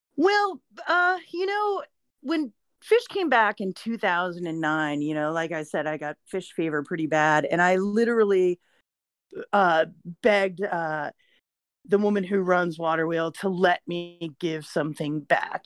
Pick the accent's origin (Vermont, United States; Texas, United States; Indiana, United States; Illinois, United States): Vermont, United States; I'm a college student. I'm from Vermont